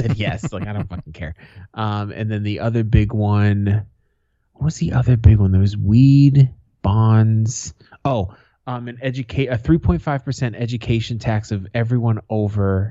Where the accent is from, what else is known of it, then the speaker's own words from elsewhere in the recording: United States; I'm an American.